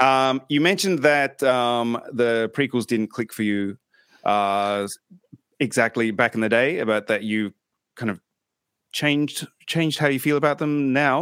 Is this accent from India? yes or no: no; Australia; moved away; obviously being Australian